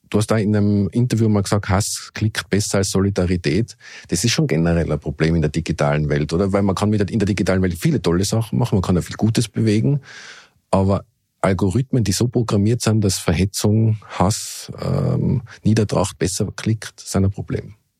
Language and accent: German; Innsbruck, Tyrol, Austria; in Innsbruck, in meiner Heimatstadt